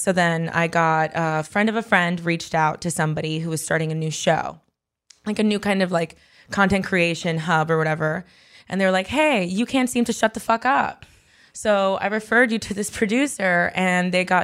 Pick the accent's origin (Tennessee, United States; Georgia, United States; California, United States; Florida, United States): Florida, United States; Miami; moved away; I grew up in Miami